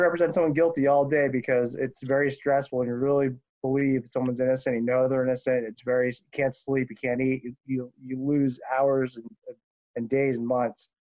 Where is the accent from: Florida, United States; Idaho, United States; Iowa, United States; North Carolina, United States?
Florida, United States; Miami; also born or lived in Providence, Rhode Island; now in Marietta, United States; I was born in Providence, but I moved to Miami when I was six, which Miami's New York South, as you know.